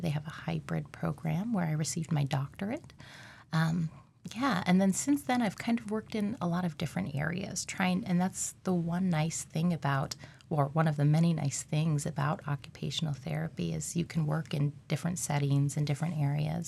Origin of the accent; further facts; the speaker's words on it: Alaska, United States; I'm from Alaska